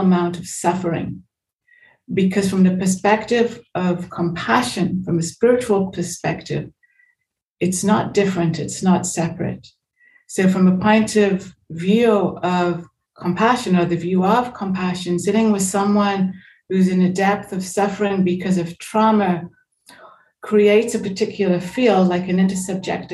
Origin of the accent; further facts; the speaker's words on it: England, United Kingdom; moved away as an adult; also born or lived in United States; I was born in England. I came to America for a year when I was 17. So I went back to England when I was 18.